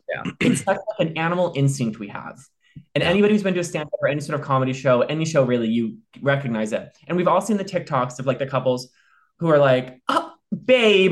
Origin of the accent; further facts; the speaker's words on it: Ohio, United States; moved away as an adult; also born or lived in Chicago; now in Los Angeles, United States; I'm from Ohio